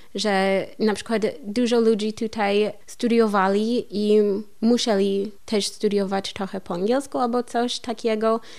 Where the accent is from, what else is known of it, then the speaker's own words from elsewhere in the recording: Columbia, Missouri, United States; Polish is a second language; moved away as an adult; also born or lived in California / Masuria, Poland; now in Wrocław, Poland; U nas w Kolumbii są lasy trochę